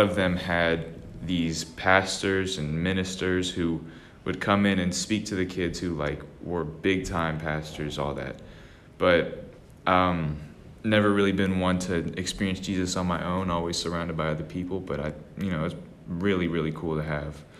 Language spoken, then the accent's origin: English; Austin, Texas, United States; I always grew up in a small little part of Austin, Texas